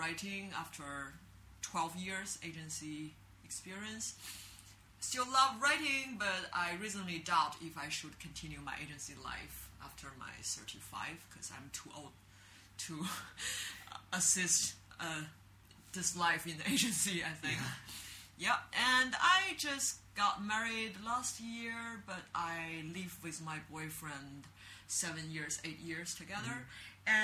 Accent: Beijing, China; English is a second language; moved away as an adult; now in Shanghai, China; I'm from Beijing because I'm very traditional Lao Beijing Ren. And I live in the Hutong when I were a kid near the Hohai area.

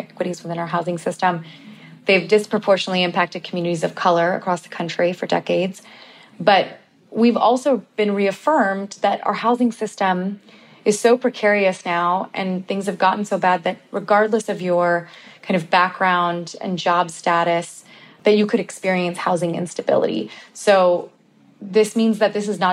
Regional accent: Bay Area, California, United States; I'm from the Bay Area and my family, my cousins and I are all talking about this, like how we can't afford to live in the Bay Area anymore and have families. And so even though we all grew up together

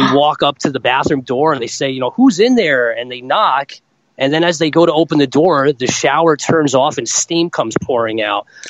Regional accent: Rochelle Park, New Jersey, United States; I grew up in New Jersey, northern New Jersey, little town called Rochelle Park.

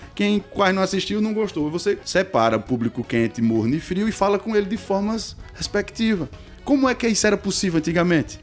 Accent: Cariri, Ceará, Brazil; sou daqui do Cariri

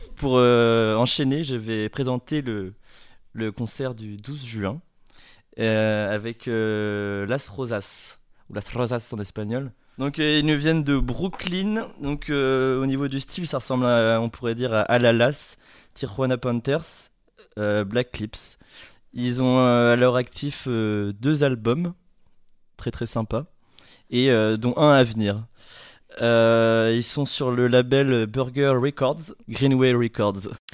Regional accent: Le Havre, Normandy, France; je suis né au Havre et je vis au Havre

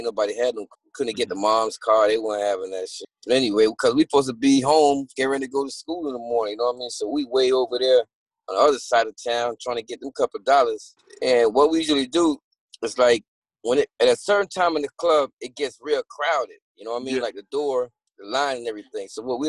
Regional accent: Kingston, Jamaica; moved away; also born or lived in Miami, Florida; I'm Jamaican born. I'm born in Jamaica.

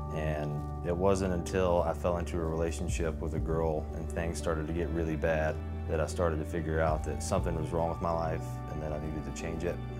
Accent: Charlotte, North Carolina, United States; I was born in Charlotte and I grew up in a family where you went to church

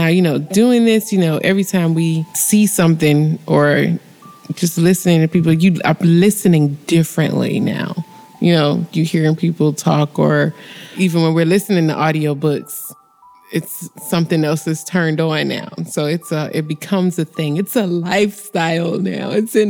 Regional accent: Miami, Florida, United States; these people sound like they is from Miami, just like we is.

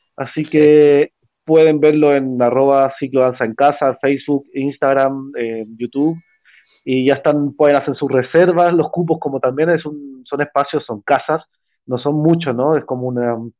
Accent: Valparaíso, Chile; moved away; yo soy de Valparaíso

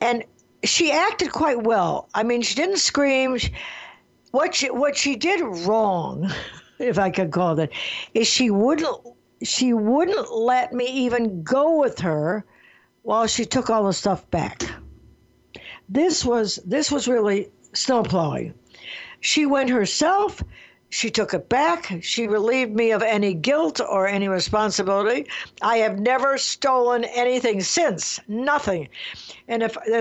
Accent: Detroit, Michigan, United States; I grew up in Detroit, Michigan

